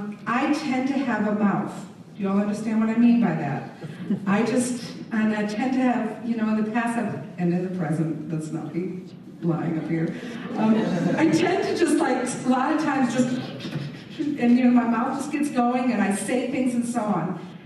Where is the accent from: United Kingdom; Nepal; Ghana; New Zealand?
United Kingdom; England; I grew up in England. My parents were missionaries in Germany and England